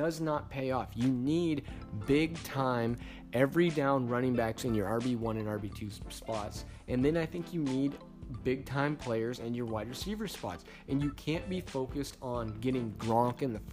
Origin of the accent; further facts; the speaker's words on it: Pacific Northwest, United States; we're from the Pacific Northwest